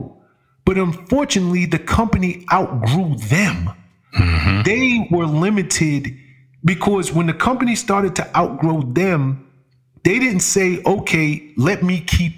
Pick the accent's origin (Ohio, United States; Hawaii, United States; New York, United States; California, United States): New York, United States; New York City; I'm from the Bronx, right? And being from the hood